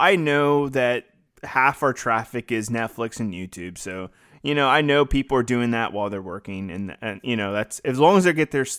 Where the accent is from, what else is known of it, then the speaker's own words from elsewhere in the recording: Louisiana, United States; Well, I'm from Louisiana. I know that scenery of like the trees and the moss and like the swampy looking area.